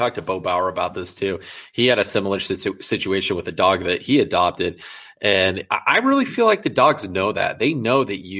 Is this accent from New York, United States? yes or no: no; Des Moines, Iowa, United States; I grew up on the south side of Des Moines.